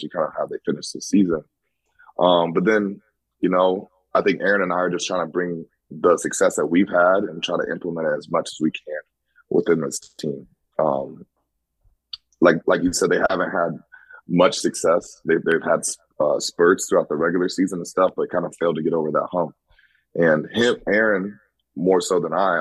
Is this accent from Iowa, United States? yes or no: yes; Des Moines, Iowa, United States; moved away as an adult; also born or lived in Green Bay, Wisconsin; now in New York City, United States; I'm from Iowa, kind of grew up small town, also in the city, Des Moines.